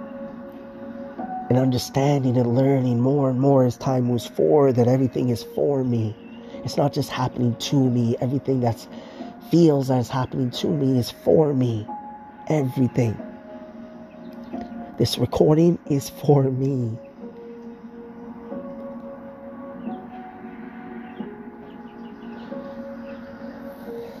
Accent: Markham, Ontario, Canada; my hometown in Markham, Ontario, here in Canada

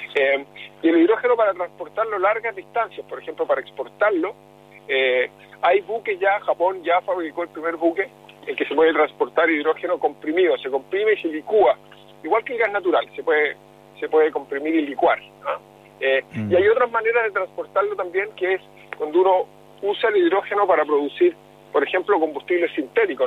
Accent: Chile

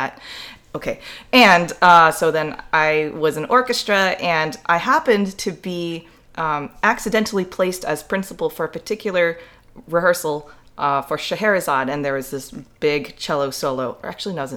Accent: San Diego, California, United States; I'm originally from San Diego, California

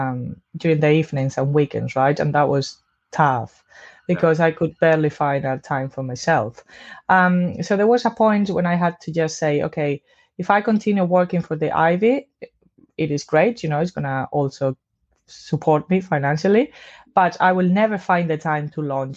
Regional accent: Spain; moved away as an adult; now in London, United Kingdom; I'm from Spain.

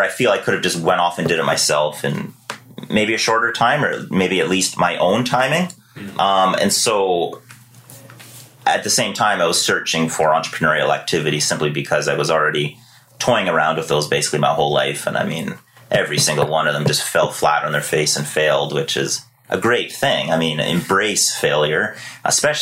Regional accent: Victoria, British Columbia, Canada; also born or lived in Surrey, British Columbia; I was born in Surrey, BC. Grew up there until, you know, I can't even remember exactly, but give or take 10 years old. And then we moved here to beautiful Victoria, British Columbia

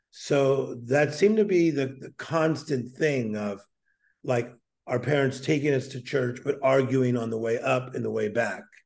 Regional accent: Whittier, California, United States; also born or lived in Compton, California; We moved from Compton and then later ended up in Whittier

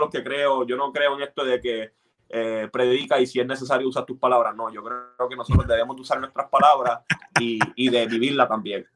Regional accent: Puerto Rico; yo me crié en Puerto Rico.

